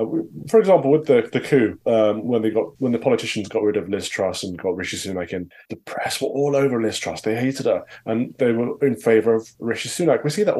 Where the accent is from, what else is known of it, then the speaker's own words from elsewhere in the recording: Midlands, United Kingdom; I grew up in the Midlands in a former miners town, a market town.